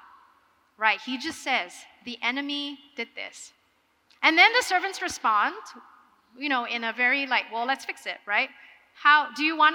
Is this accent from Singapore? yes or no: yes; Singapore; I am from Singapore